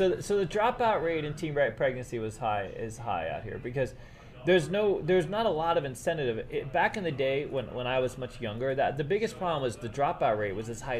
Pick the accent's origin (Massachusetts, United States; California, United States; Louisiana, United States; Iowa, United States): Massachusetts, United States; also born or lived in Marlborough, Massachusetts; now in Las Vegas, United States; where I grew up in Massachusetts or New York